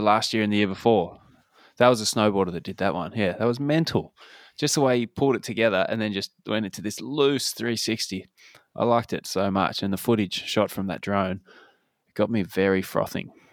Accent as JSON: {"language": "English", "town": "Claremont", "country": "Australia", "tie": "born or raised there", "moved": "yes", "said": "growing up in Claremont"}